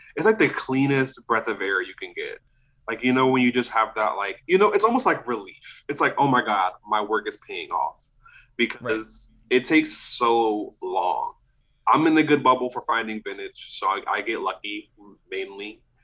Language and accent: English; New Orleans, Louisiana, United States; moved away as an adult; now in Austin, United States; I'm from New Orleans